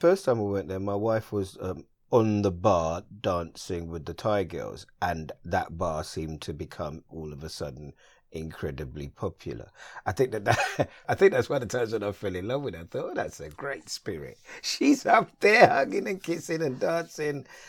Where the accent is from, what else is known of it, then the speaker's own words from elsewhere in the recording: London, United Kingdom; I'm a Londoner, born and bred. I live here, I work here